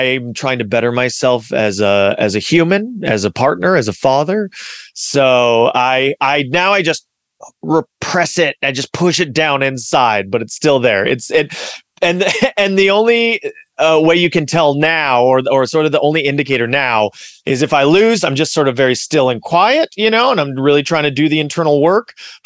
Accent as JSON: {"language": "English", "town": "Los Angeles", "region": "California", "country": "United States", "tie": "born or raised there", "also_born_or_lived": "Culver City / South Bay / Big Bear", "said": "I grew up in Los Angeles. I grew up proud of sort of my hometown of Los Angeles. I, you know, born in Culver City and lived in the South Bay. Then we moved to Big Bear, then back to the South Bay"}